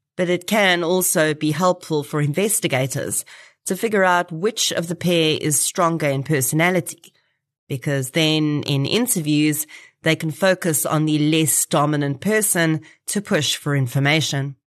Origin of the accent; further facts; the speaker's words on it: Boksburg, Gauteng, South Africa; I grew up in Boksburg